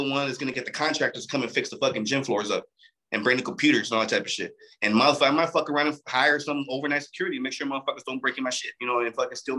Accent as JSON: {"language": "English", "town": "Torrance", "region": "California", "country": "United States", "said": "But the thing is that I'm from Torrance. Torrance is not a fucking poor city."}